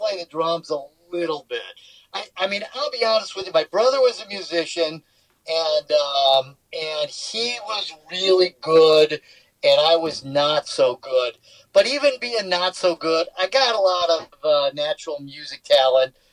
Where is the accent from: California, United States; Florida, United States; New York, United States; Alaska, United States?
California, United States; Los Angeles; also born or lived in New Mexico; I grew up in Los Angeles, Orange County